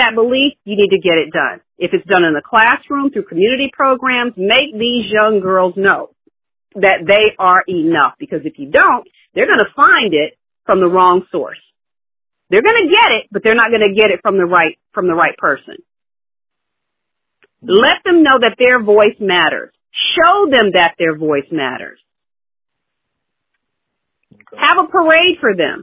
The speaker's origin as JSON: {"language": "English", "region": "the South", "country": "United States", "tie": "born or raised there", "also_born_or_lived": "Long Island, New York / Dallas", "moved": "yes", "lives_now": "San Francisco Bay Area, United States", "said": "I grew up in the South"}